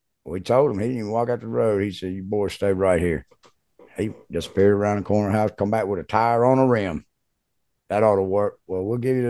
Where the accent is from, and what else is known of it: Mississippi, United States; moved away as an adult; also born or lived in Austin, Texas